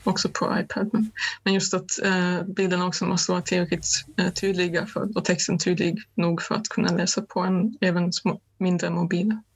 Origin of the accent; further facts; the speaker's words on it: Germany; moved away; mitt hemland Östtyskland